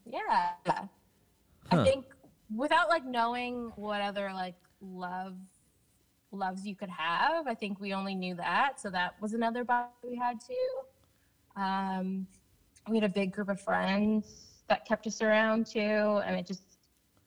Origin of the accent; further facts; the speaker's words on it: Hamilton, New Jersey, United States; born in Hamilton, New Jersey. Born, never lived anywhere else.